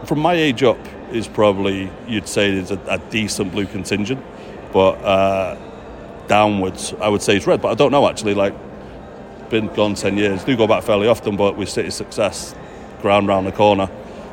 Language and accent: English; Manchester, North West England, United Kingdom; accent: Manchester; moved away as an adult; now in Walnut Creek, United States; from Gorton originally